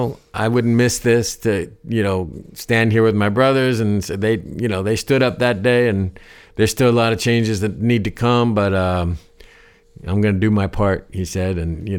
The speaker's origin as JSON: {"language": "English", "region": "Ohio", "country": "United States", "tie": "born or raised there", "said": "Growing up in Ohio, you know, it wasn't far. I heard a lot of the gospel stuff"}